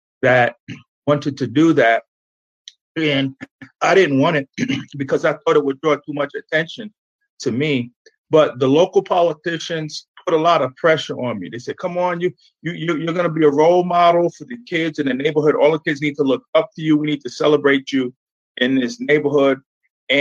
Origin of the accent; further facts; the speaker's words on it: Lakeview, New York, United States; moved away as an adult; also born or lived in Brooklyn, New York / Atlanta, Georgia; I grew up there the first 18 years of my life